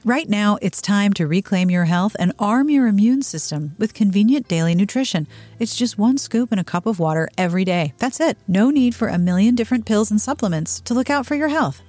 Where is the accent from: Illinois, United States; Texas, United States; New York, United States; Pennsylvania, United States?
Pennsylvania, United States; Pittsburgh; I grew up in Pittsburgh